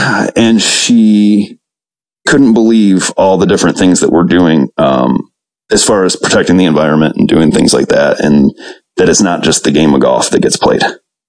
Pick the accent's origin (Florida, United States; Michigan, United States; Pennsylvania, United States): Michigan, United States; moved away as an adult; also born or lived in Baltimore, Maryland; Haley Stevens, Congresswoman from Michigan's 11th district, kind of grew from some concerns that we were having in our hometown. So she represents my hometown where I live.